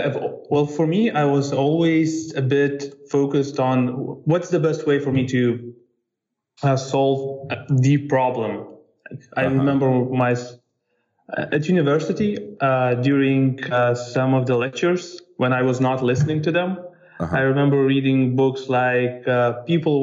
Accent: Vilnius, Lithuania; I come from Vilnius, Lithuania.

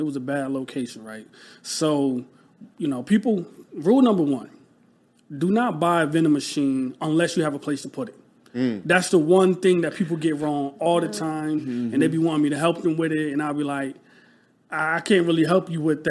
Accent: Rochester, New York, United States; moved away as an adult; now in Philadelphia, United States; I'm from Rochester, New York. So upstate New York, like a small city

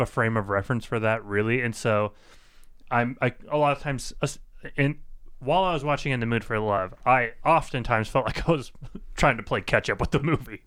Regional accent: United States; I'm from the United States

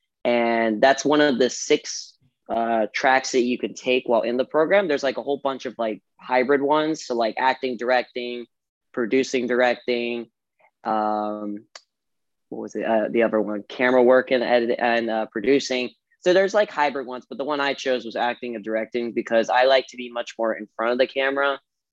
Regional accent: Brecksville, Ohio, United States; I was born in Brecksville, Ohio

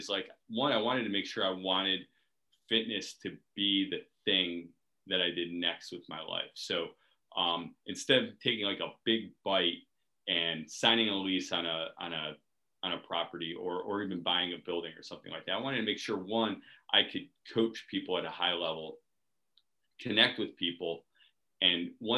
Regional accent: Cleveland, Ohio, United States; moved away as an adult; now in Washington, D.C., United States; I grew up in Cleveland, Ohio

